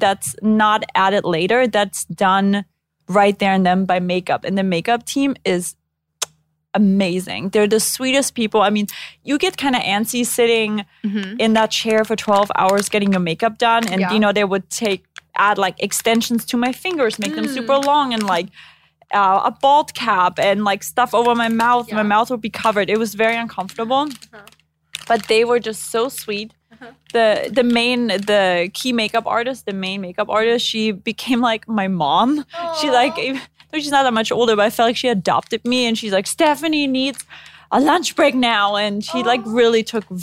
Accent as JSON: {"language": "English", "country": "Germany", "tie": "born or raised there", "moved": "yes", "said": "growing up in Germany"}